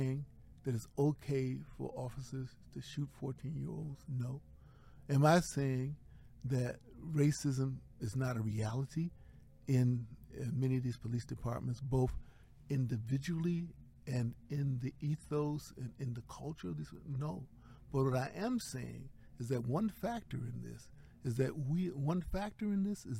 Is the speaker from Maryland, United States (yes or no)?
yes; Baltimore, Maryland, United States; now in New Haven, United States; I live in New Haven, Connecticut. I was born in Baltimore, Maryland